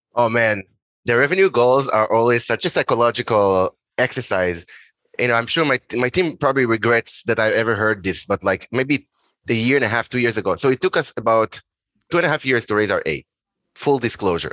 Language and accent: English; Israel; moved away as an adult; also born or lived in Boston, United States; originally I'm from Israel.